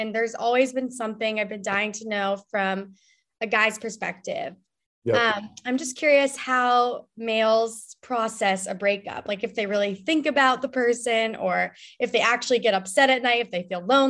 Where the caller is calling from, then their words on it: Indiana, United States; I'm calling from Indiana, the Midwest.